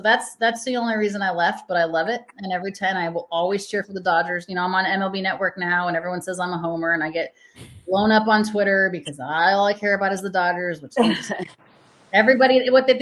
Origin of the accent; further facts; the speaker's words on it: Colorado, United States; moved away as an adult; also born or lived in Los Angeles, United States; I'm from Colorado. I was born and raised in Colorado